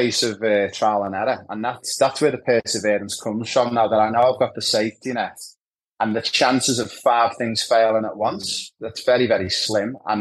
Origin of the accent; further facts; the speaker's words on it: Liverpool, North West England, United Kingdom; moved away as an adult; also born or lived in Ibiza; now in Australia; growing up in Anfield in Liverpool, the hub of football